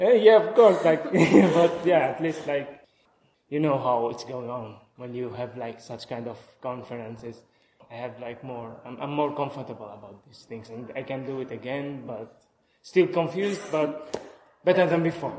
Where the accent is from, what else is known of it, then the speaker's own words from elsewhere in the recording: Latakia, Latakia Governorate, Syria; I'm from Syria, uh, from Latakia, from Syria.